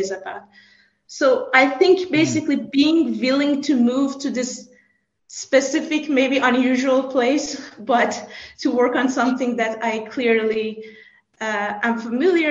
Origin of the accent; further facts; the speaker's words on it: Iran; moved away as an adult; also born or lived in Canada / France / United States; now in Salzburg, Austria; I grew up in Iran. I moved to Canada for my master's